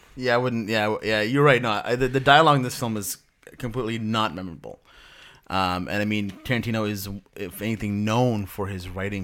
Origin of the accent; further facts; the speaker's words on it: Pakistan; moved away; I'm from Pakistan originally